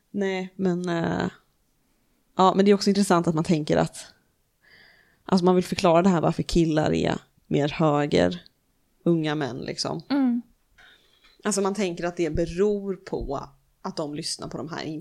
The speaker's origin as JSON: {"language": "Swedish", "country": "Sweden", "said": "de vet ju att jag är svensk"}